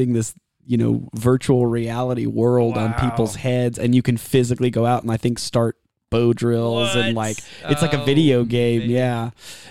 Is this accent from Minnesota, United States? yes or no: no; Austin, Texas, United States; also born or lived in Savannah, Georgia; because I grew up in Austin and, you know, Savannah, Georgia, and different places like that.